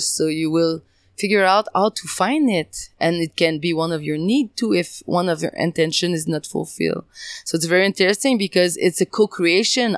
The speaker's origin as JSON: {"language": "English", "area": "French part of Canada", "region": "Quebec", "country": "Canada", "second_language": "English", "said": "I'm from the French part of Canada, if you can hear."}